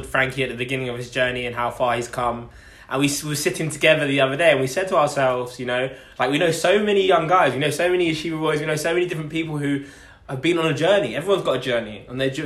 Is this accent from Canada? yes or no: no; Essex, East of England, United Kingdom; I'm an Essex boy. I like to say London because everyone knows it, but I'm actually from Essex.